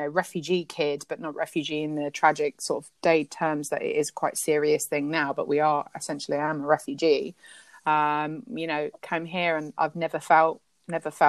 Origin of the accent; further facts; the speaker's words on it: London, United Kingdom; moved away as an adult; also born or lived in Iran / San Francisco; now in Yorkshire, United Kingdom; grew up in West London, schooled, raised, and now I live 5 hours drive away from there in a quiet village